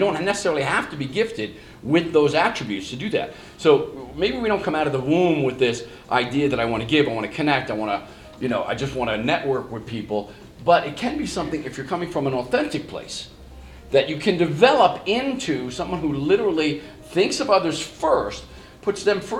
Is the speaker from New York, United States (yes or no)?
yes; New York, United States; And certainly in the neighborhoods, growing up in New York and in Long Island, you're going to get beat down a few times.